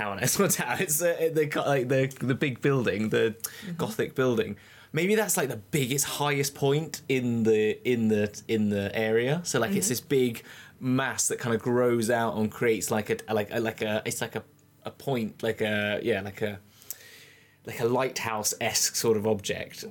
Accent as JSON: {"language": "English", "country": "United Kingdom", "said": "we are being ridiculously British"}